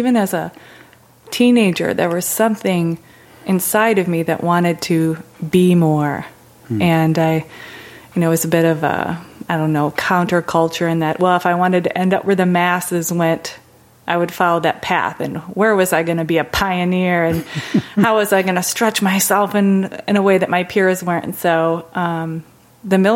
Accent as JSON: {"language": "English", "town": "Chicago", "region": "Illinois", "country": "United States", "tie": "born or raised there", "said": "I'm originally from a suburb of Chicago"}